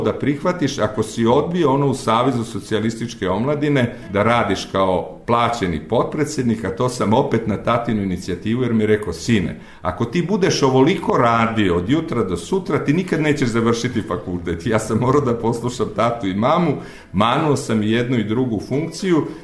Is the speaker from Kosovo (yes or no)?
no; Bijeljina, Republika Srpska, Bosnia & Herzegovina; born there; also born or lived in Valjevo / Podgorica / Pljevlja; moja mama je otišla u svoju rodnu Bijeljinu. Tamo se porodila i meni u krštenici piše da sam rođen u Bijeljini, iako sam tamo bio samo dve nedelje dok mama nije osnažila i dok se nismo